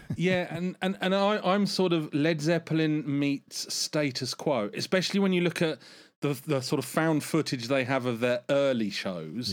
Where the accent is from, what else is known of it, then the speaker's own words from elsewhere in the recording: United Kingdom; as a Brit